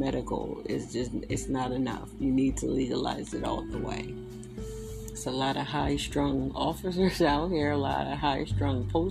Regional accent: Willow Grove, Pennsylvania, United States; also born or lived in Philadelphia; I grew up in Willow Grove, PA.

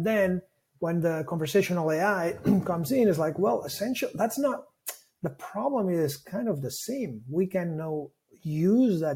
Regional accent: Barcelona, Catalonia, Spain; first language Catalan; English is a second language; I am from Barcelona. So my mother tongue is Catalan.

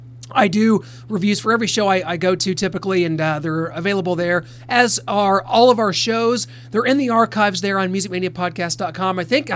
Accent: Missouri, United States; here in my home state of Missouri, where I'm looking at about 4 inches of snow outside the studio right now. Guys, this has just been the worst winter of all time here in the Kansas City area where I am.

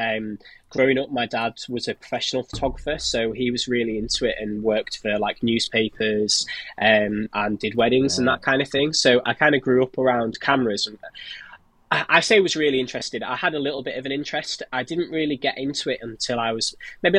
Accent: Cumbria, North West England, United Kingdom; moved away as an adult; also born or lived in Newcastle; I grew up in Cumbria

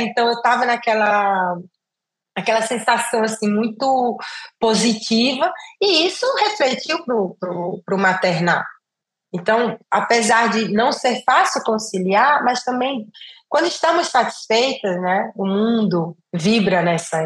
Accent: Brazil; moved away as an adult; also born or lived in Italy; saí do Brasil, né? Passei mais de 23 anos fora

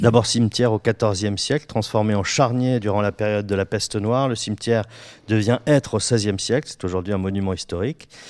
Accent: Normandy, France; Chez nous en Normandie, et plus particulièrement à Rouen

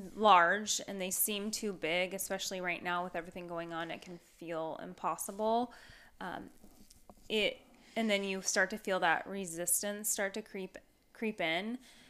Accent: Pacific Northwest, United States; but I'm from the Northwest.

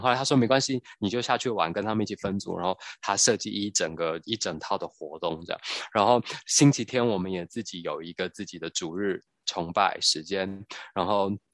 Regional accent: Taiwan; 我们台湾人最爱的 bubble tea

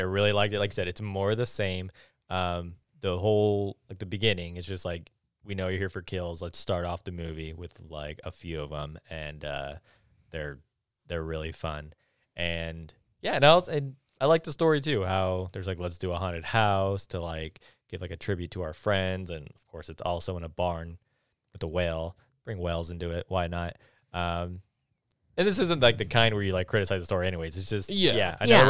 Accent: Barstow, California, United States; I'm from Barstow.

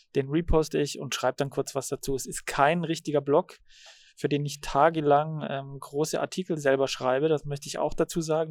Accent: Radolfzell, Baden-Württemberg, Germany; moved away as an adult; also born or lived in Berlin; now in Uckermark, Germany; ich bin äh, am Bodensee aufgewachsen und geboren. Baujahr 80 und bin dort bei Radolfzell groß geworden.

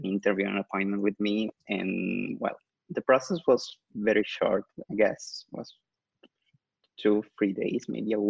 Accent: Callao, Peru; now in Lima, Peru; I'm from Lima, Peru. Actually, I was born in Callao, but I live in Lima now, and I'm studying here

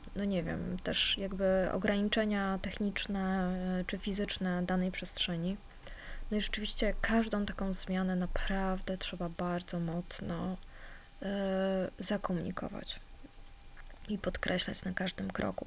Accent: Warsaw, Masovian Voivodeship, Poland; bo jestem z Warszawy

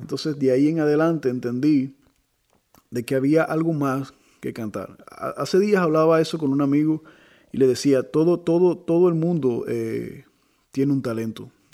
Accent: Venezuela; soy venezolano

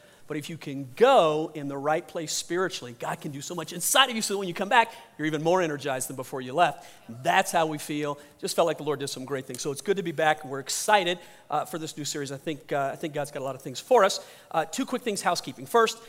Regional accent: the South, United States; moved away; I'm from the South. Been gone long enough where I don't have most of my accent, but I have a lot of friends that are still there.

